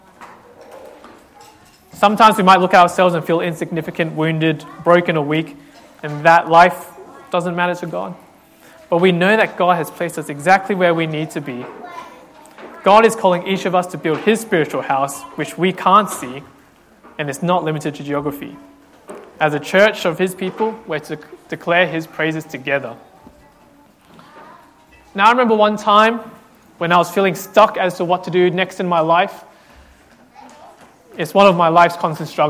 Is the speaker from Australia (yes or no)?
yes; Australia; as an Australian, I feel like I have to own my love for Vegemite because I'm part of Australia